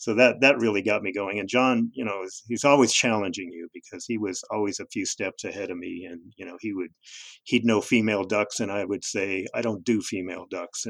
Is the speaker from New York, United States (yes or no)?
no; Los Angeles, California, United States; I grew up in Los Angeles